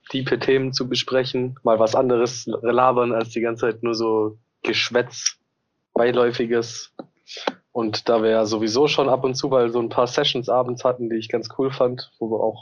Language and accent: German; Southern Germany, Germany; now in Hamburg, Germany; Ich komme eigentlich auch aus der Ecke Süddeutschland. Äh, wohne aber jetzt seit oh Gott, fünf Jahren, fünfeinhalb Jahren in Hamburg.